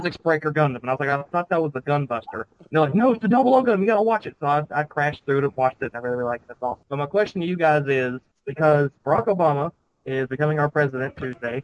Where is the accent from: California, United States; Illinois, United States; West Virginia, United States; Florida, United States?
West Virginia, United States; I'm from West Virginia